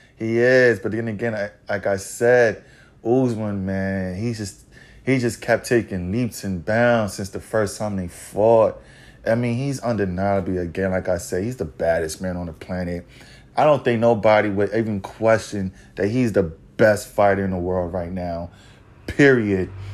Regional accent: New York City, New York, United States; Madison Square Garden, my hometown, the city that never sleeps

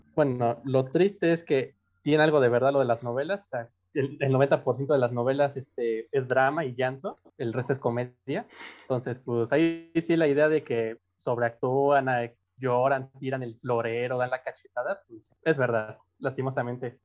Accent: Mexico City, Mexico; accent: chilango; soy de la Ciudad de México

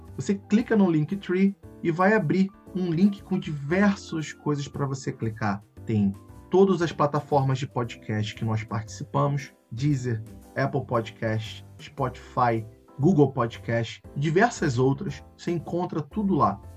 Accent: Rio de Janeiro, Brazil; accent: carioca; Eu sou, sou daqui do Rio de Janeiro, dá pra ver pelo meu sotaque, né? Carregado, horrível

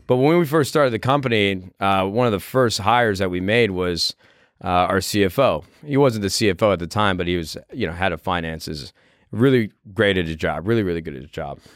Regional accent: Midwest, United States; I grew up in the Midwest

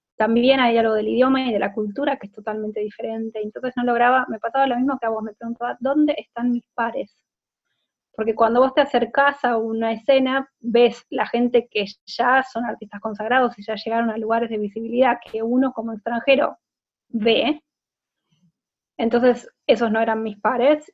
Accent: Argentina; moved away as an adult; also born or lived in Buenos Aires / Dublin, Ireland; soy artista visual de Argentina. En los últimos siete años viví entre Buenos Aires e Irlanda, Dublín

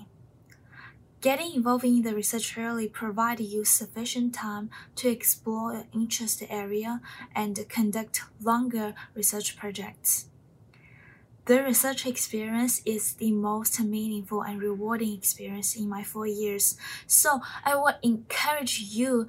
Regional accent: China; English is a second language; moved away as an adult; I'm from China

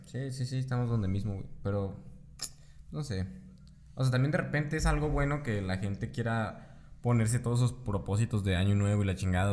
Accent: Mexico; somos mexicanos

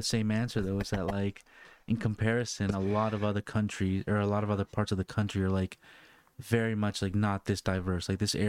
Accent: Northern Virginia, United States; Yeah, originally born and raised in Northern Virginia.

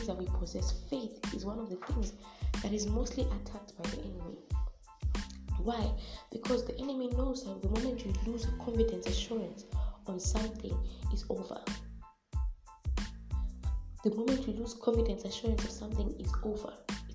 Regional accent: Zimbabwe; we are Africans, we are from Zimbabwe, so we're from Southern Africa.

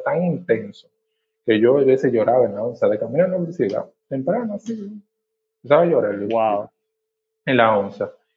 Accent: Monte Plata, Dominican Republic; moved away as an adult; now in Santo Domingo, Dominican Republic; Yo originalmente soy del interior, soy de Monteplata, ¿verdad? Eh, me mudé del interior a la capital para iniciar la, universidad.

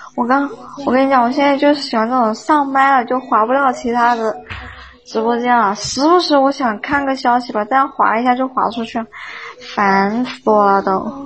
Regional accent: Hunan, China; 我们又不是云，也 不是贵，也不是川呢。我们是乡妹子呀

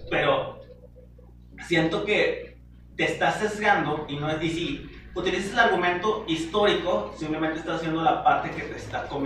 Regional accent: Mexico

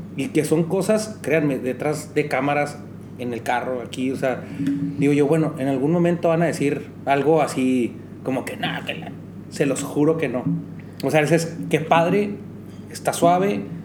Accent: Mexico

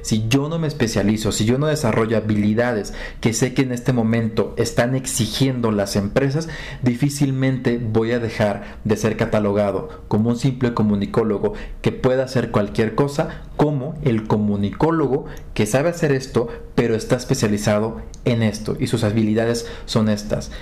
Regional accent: Acapulco, Guerrero, Mexico; Yo nací en Acapulco

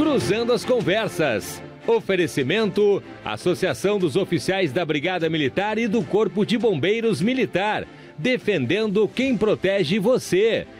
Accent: Brazil; voltei ao Brasil

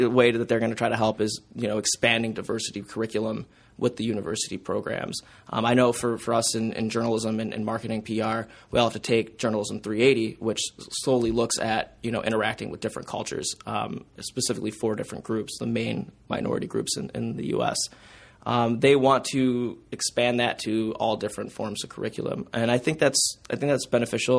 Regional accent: Detroit area, Southeast Michigan, United States; moved away as an adult; now in Mount Pleasant, United States; I'm from Southeast Michigan. I'm from Detroit area, too.

